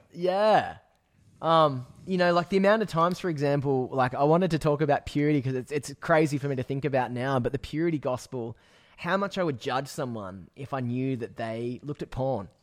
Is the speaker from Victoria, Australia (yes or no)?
no; Newcastle, New South Wales, Australia; now in Byron Bay, Australia; I grew up in Newcastle